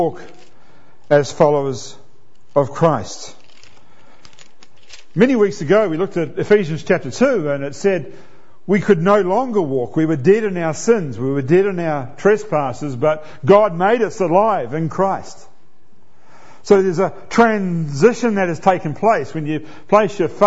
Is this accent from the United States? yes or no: no; New Zealand; I'm a New Zealander and I'm a proud New Zealander